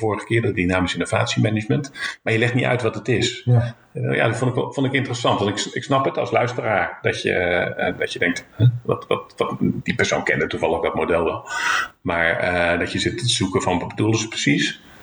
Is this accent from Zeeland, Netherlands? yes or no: yes; Zeeland, Netherlands; ik kom uit Zeeland